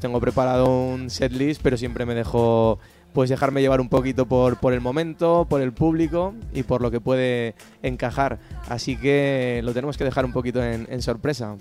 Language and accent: Spanish; Monzón, Aragon, Spain; en mi pueblo